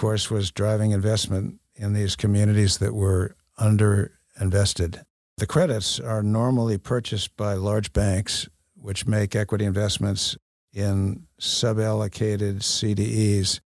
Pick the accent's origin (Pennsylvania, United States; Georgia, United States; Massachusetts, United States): Massachusetts, United States; Boston; moved away as an adult; also born or lived in Newton, Massachusetts / Wellesley, Massachusetts / Cambridge, Massachusetts; now in Oklahoma City, United States; I grew up in the Boston area